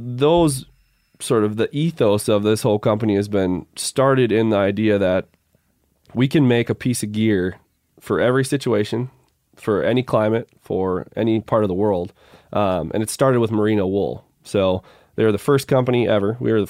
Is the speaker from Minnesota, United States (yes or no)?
yes; Minnesota, United States; Now, growing up in Minnesota, it was brutally hot.